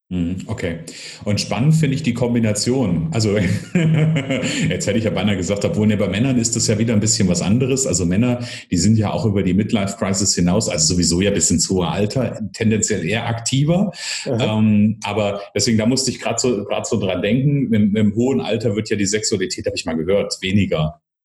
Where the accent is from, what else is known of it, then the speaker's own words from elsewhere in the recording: Northern Hesse, Germany; ich komme aus dem Nordhessischen